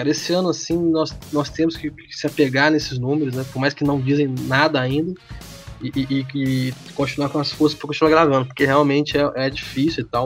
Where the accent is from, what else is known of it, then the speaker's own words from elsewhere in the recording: Minas Gerais, Brazil; O sotaque aqui é muito bom pra, pra, pra xingar